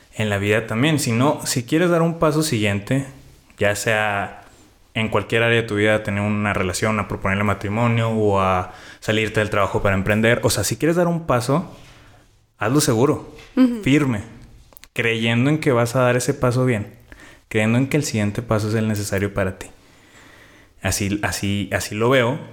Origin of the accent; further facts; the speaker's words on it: Mexico; nosotros como mexicanos pues ya tenemos un límite porque pues somos país tercermundista